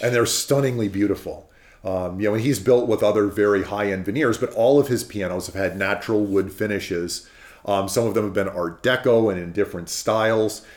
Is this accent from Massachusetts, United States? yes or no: no; California, United States; I'm from California, um, we have redwoods very near to our house.